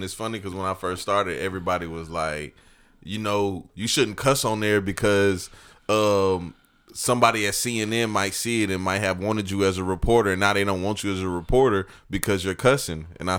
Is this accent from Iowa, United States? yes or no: no; Evans, Georgia, United States; born or raised there